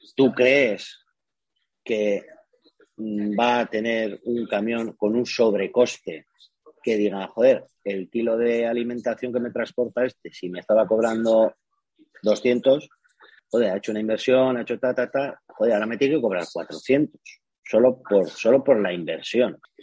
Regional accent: Spain; soy de España

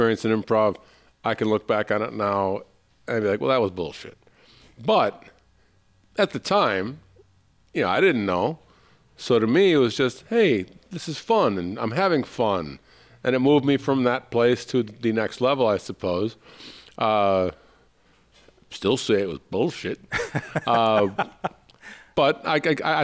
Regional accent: Illinois, United States; moved away as an adult; also born or lived in Chicago; now in Los Angeles, United States; I'm from Illinois

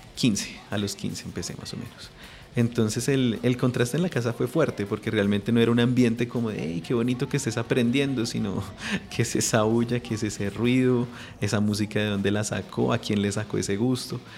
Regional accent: Bogotá, Colombia; nací aquí en Bogotá

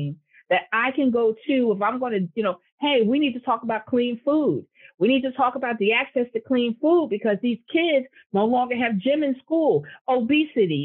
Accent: Newark, New Jersey, United States; I was born and I went to college in Newark and I grew up in Newark.

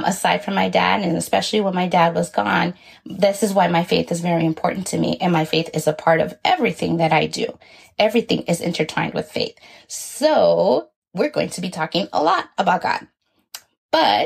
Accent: Los Angeles, California, United States; also born or lived in Guatemala / Inland Empire, California; I was born in Guatemala and grew up in Southeast Los Angeles, California

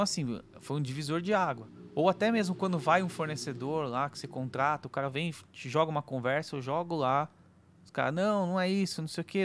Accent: Brazil; a gente é brasileiro

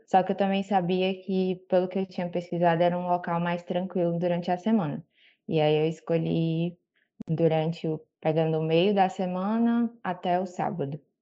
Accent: Fortaleza, Ceará, Brazil; eu sou aqui de Fortaleza, no Ceará

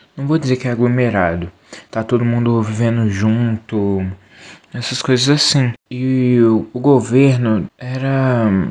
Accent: Belo Horizonte, Minas Gerais, Brazil; sou aqui do Quilombo Souza

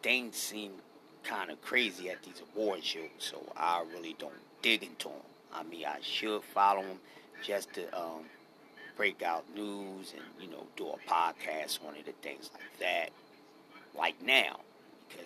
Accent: Philadelphia, Pennsylvania, United States; I'm from Philadelphia

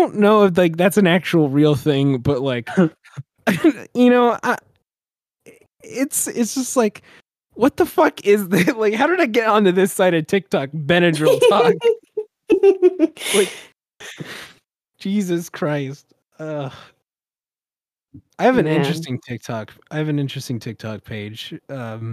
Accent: United States

